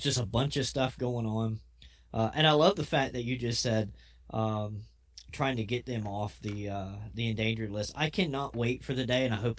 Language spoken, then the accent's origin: English; the South, United States; we're from the South